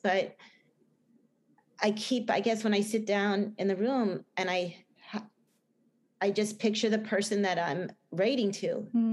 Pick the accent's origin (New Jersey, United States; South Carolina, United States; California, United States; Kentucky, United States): New Jersey, United States; accent: Jersey; my bad Jersey accent